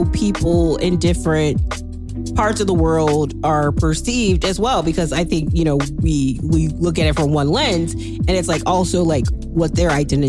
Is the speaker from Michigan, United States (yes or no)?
no; Waukegan, Illinois, United States; I am a Chicagoan. However, I grew up in the suburbs of Chicago, where my formative like life really took place in Waukegan, Walktown, Illinois, and I grew up around everyone.